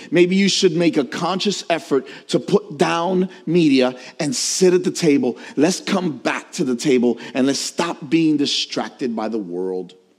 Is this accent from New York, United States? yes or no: yes; New York, United States; As a New Yorker